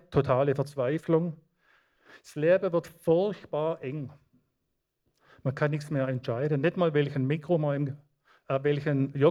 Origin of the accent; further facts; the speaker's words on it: Baden-Württemberg, Germany; Ich habe Leute im Schwarzwald aus meiner Heimatgemeinde, die betet seit 30 Jahren täglich für mich